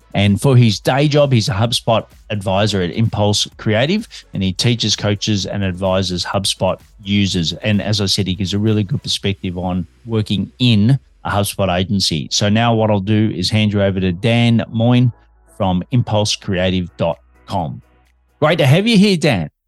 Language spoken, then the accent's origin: English; Melbourne, Victoria, Australia; I'm an Aussie working globally for Melbourne, Australia.